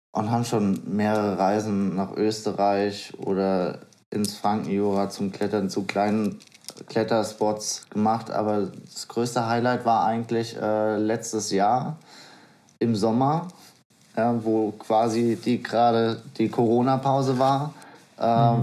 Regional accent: Bad Homburg, Hesse, Germany; also born or lived in Gonsenheim; ich bin ja schon in Bad Homburg aufgewachsen, ähm, eher Richtung Kirdorf, hat aber zur Stadtmitte gehört

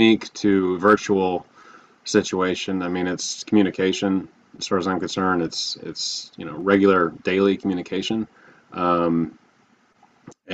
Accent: Texas, United States; also born or lived in Hilton Head Bluffton area, South Carolina; now in Bluffton, United States; I grew up in Texas. I currently live in the Hilton Head Bluffton area of South Carolina

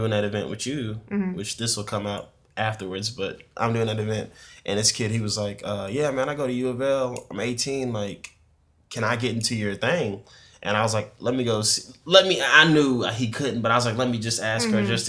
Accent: Louisville, Kentucky, United States; growing up in Louisville

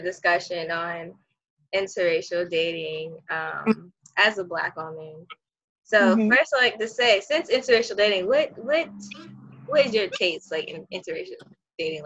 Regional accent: New York City, New York, United States; moved away; also born or lived in Florida / Virginia; I was raised in Brooklyn

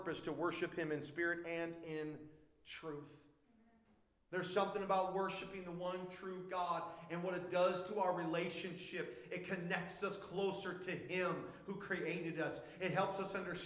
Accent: United States; I am a Christian first before I'm an American

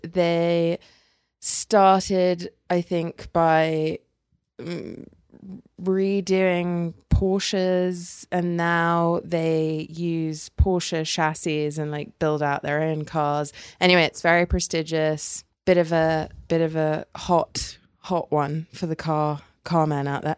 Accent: England, United Kingdom; now in United States; I'm English

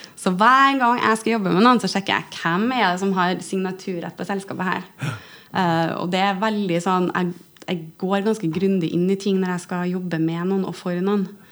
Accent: Stjørdal, Trøndelag, Norway; moved away; jeg pleier å si at jeg er fra Stjørdal, for der er jeg oppvokst

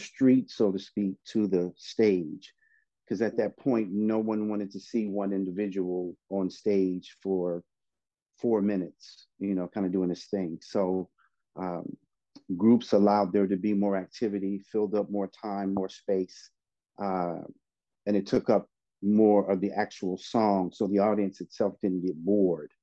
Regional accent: Oakland, California, United States; also born or lived in San Francisco, California; I moved over to Oakland when I was about 9 or 10 years old

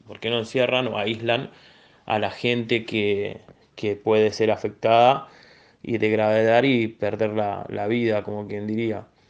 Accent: Buenos Aires, Argentina; soy de barrio Ramón Carrillo, Villa Soldati

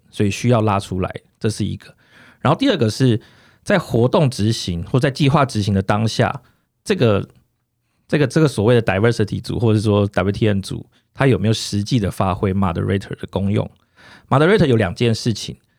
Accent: southern Taiwan, Taiwan; now in Taipei, Taiwan; 我自己从小在南部比较乡下的地方长大，然后一，一路求学，然后到，到台北来

